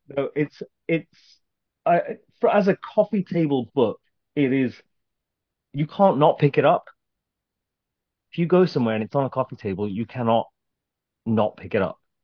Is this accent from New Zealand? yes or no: no; Birmingham, West Midlands, United Kingdom; I grew up in Birmingham